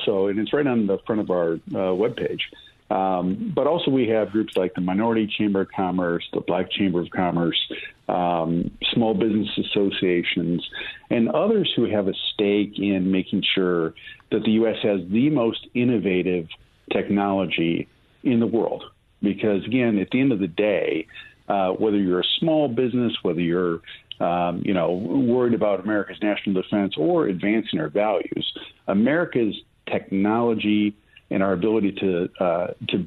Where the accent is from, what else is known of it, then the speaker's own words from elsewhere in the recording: Michigan, United States; moved away; originally I'm from Michigan, right? And Michigan was an incredible manufacturing community when I grew up in the 80s